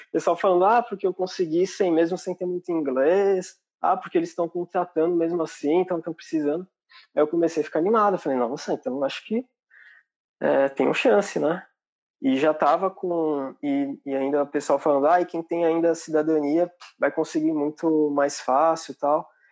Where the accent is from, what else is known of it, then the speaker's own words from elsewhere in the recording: São Bernardo do Campo, São Paulo, Brazil; moved away as an adult; now in Ireland; Eu sou de São Bernardo